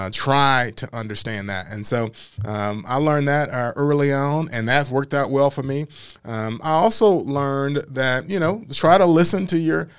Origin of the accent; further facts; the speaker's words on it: Memphis, Tennessee, United States; So born and raised here in Whitehaven area.